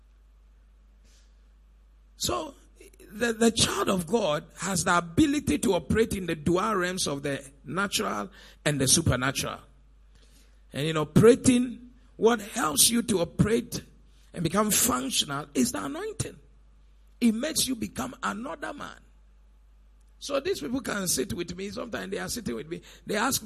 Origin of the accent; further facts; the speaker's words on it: Elmina, Central Region, Ghana; also born or lived in Cape Coast; I actually come from Elimina.